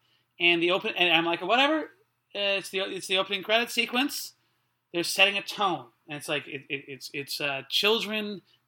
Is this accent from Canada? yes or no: yes; Surrey, British Columbia, Canada; I grew up in Surrey